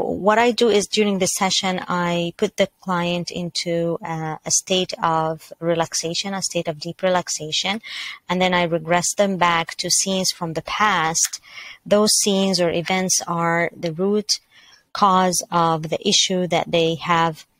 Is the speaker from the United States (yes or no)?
no; Mississauga, Ontario, Canada; I am from Mississauga, Canada